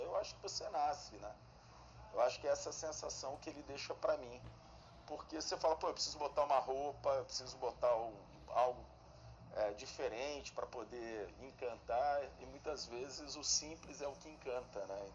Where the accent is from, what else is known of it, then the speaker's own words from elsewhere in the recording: Guaçuí, Espírito Santo, Brazil; Eu nasci em Guaçuí, uma cidadezinha de 30 mil habitantes, que a única, a única escola que tinha de segundo grau era uma escola pública